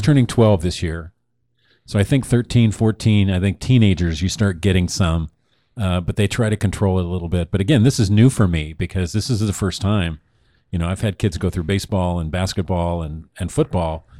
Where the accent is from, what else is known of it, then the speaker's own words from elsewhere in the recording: Oregon, United States; moved away as an adult; now in Arizona, United States; Now we're from Oregon